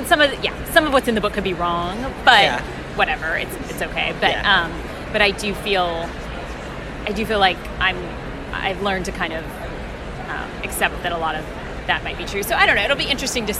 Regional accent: San Francisco, California, United States; I'm from San Francisco

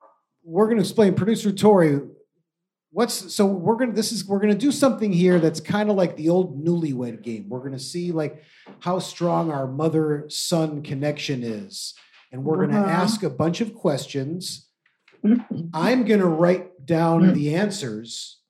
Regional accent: Michigan, United States; now in New York, United States; that was the Midwest in me just popped right there. Mom, I'm from Michigan.

